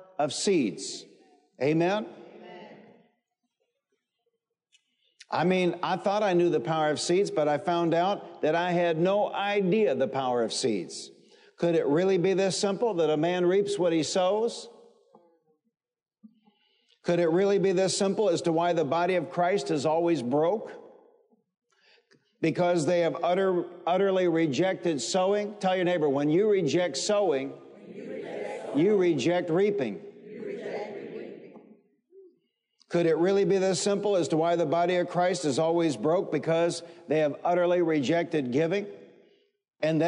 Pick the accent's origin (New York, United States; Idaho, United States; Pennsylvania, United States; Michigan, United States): Michigan, United States; Detroit; I grew up in the Motor City. I grew up in Detroit